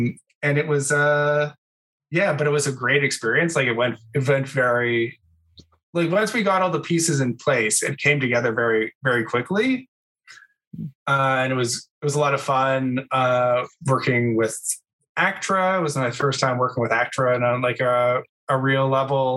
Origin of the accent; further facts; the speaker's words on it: Vancouver Island, British Columbia, Canada; moved away as an adult; also born or lived in Ontario; now in Toronto, Canada; I went to high school in on Vancouver Island in a really small town, and then moved to Toronto because I'm originally from Ontario